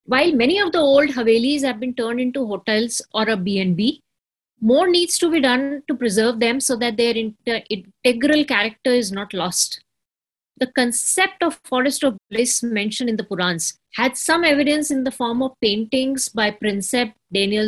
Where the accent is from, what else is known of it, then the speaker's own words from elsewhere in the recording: Varanasi, Uttar Pradesh, India; moved away; that is the city of my birth. That is the city, my hometown, the place I revere and the place I love on this earth.